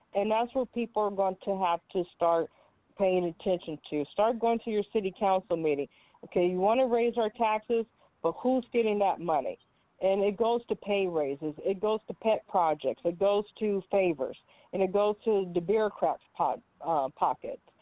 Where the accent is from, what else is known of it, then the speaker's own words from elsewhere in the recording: California, United States; I am from California, born and raised.